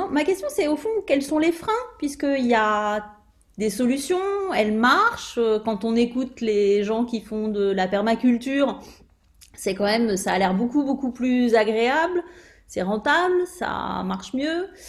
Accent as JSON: {"language": "French", "region": "Brittany", "country": "France", "said": "je dis ça parce que moi je suis bretonne"}